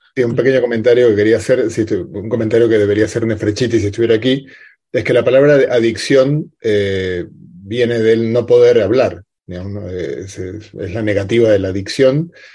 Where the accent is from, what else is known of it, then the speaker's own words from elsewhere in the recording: Argentina; yo como, buen argentino